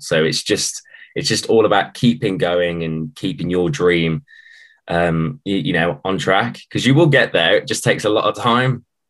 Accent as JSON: {"language": "English", "town": "Wolverhampton", "region": "West Midlands", "country": "United Kingdom", "said": "we're from Wolverhampton"}